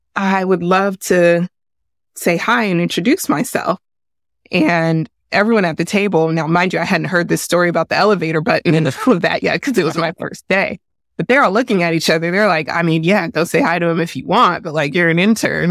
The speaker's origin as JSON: {"language": "English", "town": "San Francisco", "region": "California", "country": "United States", "tie": "born or raised there", "said": "I grew up in San Francisco in the eighties and nineties."}